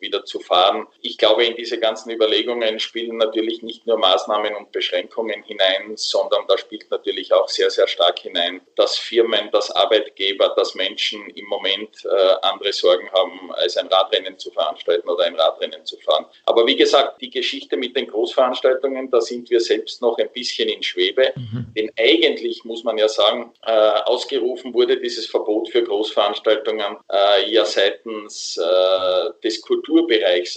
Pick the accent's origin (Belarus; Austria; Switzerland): Austria; bei uns in Österreich